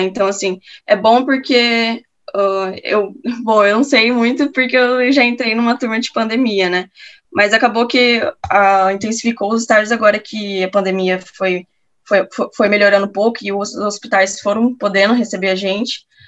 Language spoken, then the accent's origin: Portuguese; Campo Grande, Mato Grosso do Sul, Brazil; moved away as an adult; now in Porto Alegre, Brazil; eu sou de Campo Grande, Mato Grosso do Sul